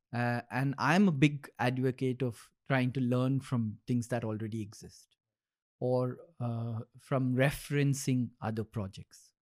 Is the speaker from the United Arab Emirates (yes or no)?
yes; Dubai, United Arab Emirates; when we grew up in Dubai